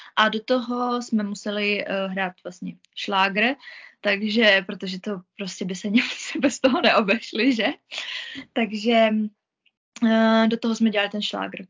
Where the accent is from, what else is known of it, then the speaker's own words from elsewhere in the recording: Moravia, Czechia; moved away as an adult; also born or lived in Mikulov; now in Zug, Switzerland; já jsem byla na Moravě u nás doma